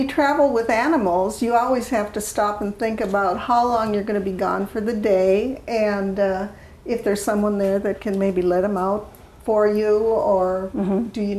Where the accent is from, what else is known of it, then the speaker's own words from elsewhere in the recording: Duluth, Minnesota, United States; now in Oklahoma City, United States; I was born and raised in Duluth, Minnesota. And my father moved down here because there was more work down here for him.